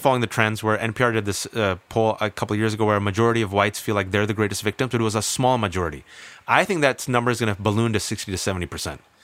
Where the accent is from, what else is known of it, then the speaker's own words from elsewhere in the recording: Bay Area, California, United States; born and raised in the Bay Area, California